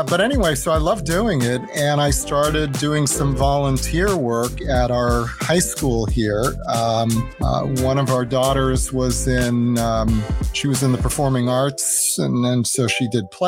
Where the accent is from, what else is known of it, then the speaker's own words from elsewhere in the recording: Long Island, New York, United States; I grew up in New York on Long Island